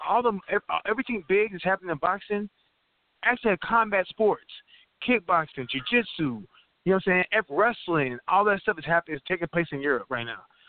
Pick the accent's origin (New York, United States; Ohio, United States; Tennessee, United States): Tennessee, United States; I was born in Tennessee, dog.